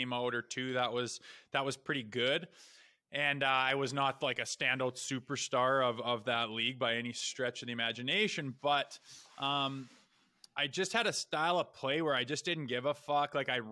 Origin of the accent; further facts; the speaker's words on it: Olds, Alberta, Canada; moved away as an adult; also born or lived in Minnesota / United Kingdom; I played junior in my hometown, lived at home